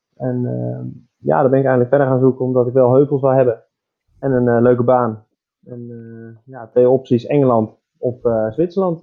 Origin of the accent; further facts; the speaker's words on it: Netherlands; moved away as an adult; also born or lived in Germany; now in Switzerland; wij als, als Nederlanders